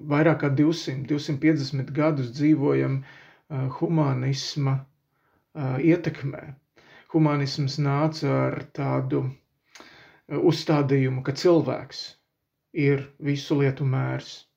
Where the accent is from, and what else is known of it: Latvia